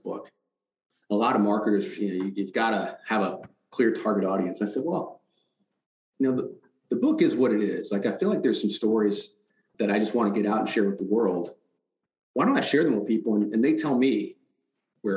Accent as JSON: {"language": "English", "town": "Detroit", "region": "Michigan", "country": "United States", "tie": "born or raised there", "said": "growing up in Detroit"}